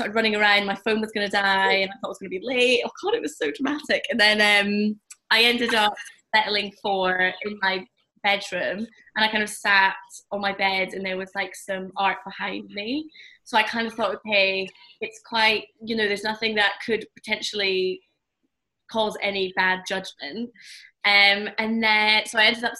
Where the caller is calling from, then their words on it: Edinburgh, Scotland, United Kingdom; I'm calling from Edinburgh